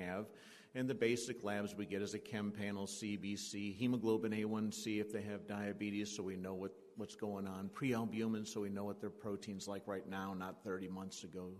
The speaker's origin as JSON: {"language": "English", "region": "southern Indiana", "country": "United States", "said": "I'm from Indiana, southern Indiana"}